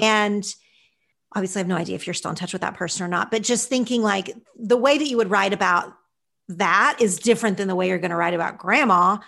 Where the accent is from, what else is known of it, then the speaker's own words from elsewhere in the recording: Oklahoma, United States; moved away as an adult; also born or lived in Los Angeles; when I first moved to L A and I said I was from Oklahoma